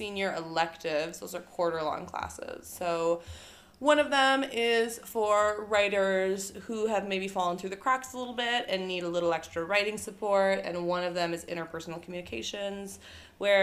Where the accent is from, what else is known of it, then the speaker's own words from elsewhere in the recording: Apple Valley, Minnesota, United States; I grew up next to the Minnesota Zoo.